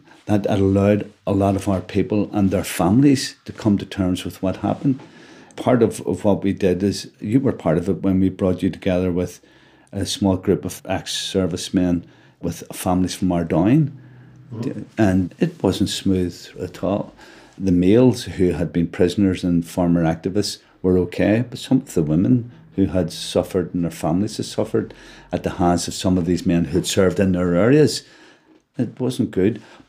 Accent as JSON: {"language": "English", "country": "Ireland", "said": "But as an Irishman, I want politics based on the island."}